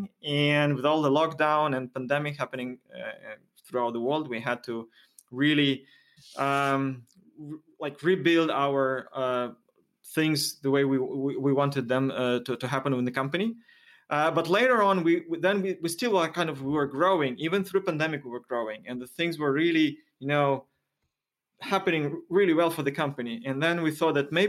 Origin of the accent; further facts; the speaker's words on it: Moscow, Russia; moved away as an adult; now in Helsinki, Finland; I moved from Moscow, where I was born and lived my whole life, here to Finland, to Helsinki.